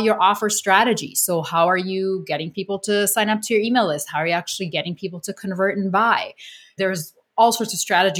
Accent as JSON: {"language": "English", "country": "Canada", "said": "I'm Canadian"}